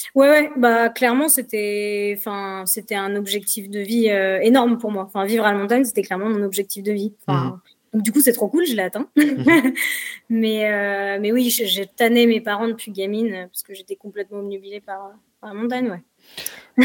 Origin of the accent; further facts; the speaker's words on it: Paris region, Île-de-France, France; moved away as an adult; now in Saint-Gervais, France; je suis pas native de, de Haute-Savoie. moi, j'ai grandi en région parisienne